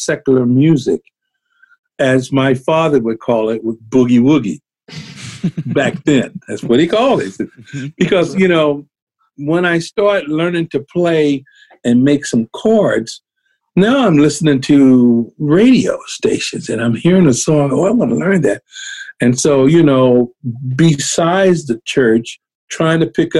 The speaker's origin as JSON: {"language": "English", "town": "San Francisco", "region": "California", "country": "United States", "tie": "born or raised there", "also_born_or_lived": "Berkeley, California", "said": "I was born in Berkeley, California, which is just over the bay, across the bay, but pretty much raised in San Francisco"}